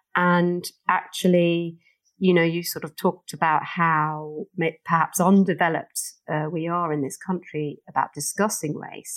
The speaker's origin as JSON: {"language": "English", "region": "London", "country": "United Kingdom", "tie": "born or raised there", "said": "I grew up in Stockwell"}